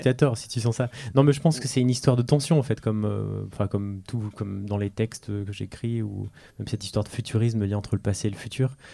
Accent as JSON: {"language": "French", "country": "France", "tie": "born or raised there", "said": "je suis français né en France"}